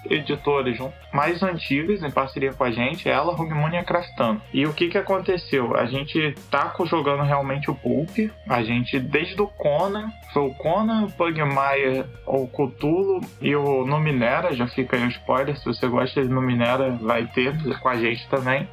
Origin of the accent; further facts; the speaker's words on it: Angra dos Reis, Rio de Janeiro, Brazil; moved away; originalmente sou de Angra, sou um rapaz do interior